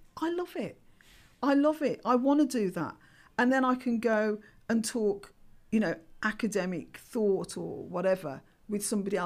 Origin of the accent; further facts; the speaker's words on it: Birmingham, West Midlands, United Kingdom; I'm Irish, I'm African Caribbean, I'm a Brummie